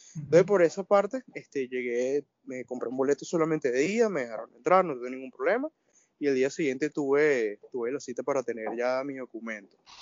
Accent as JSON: {"language": "Spanish", "country": "Venezuela", "moved": "as an adult", "said": "salí de Venezuela en el 2018. De hecho, ya el próximo mes cumplo los dos años acá"}